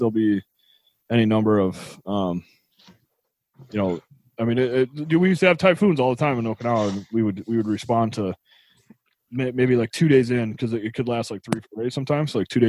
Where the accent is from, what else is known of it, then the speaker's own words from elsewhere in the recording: Tennessee, United States; I was born in Tennessee